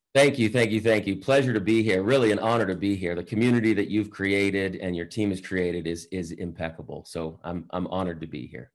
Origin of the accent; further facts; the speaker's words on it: Boston, Massachusetts, United States; I grew up in Boston